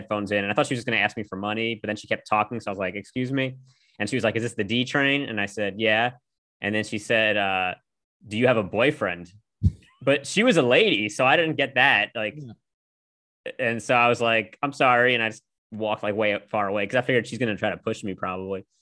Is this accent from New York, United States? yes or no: yes; New York City, New York, United States; born and raised in Manhattan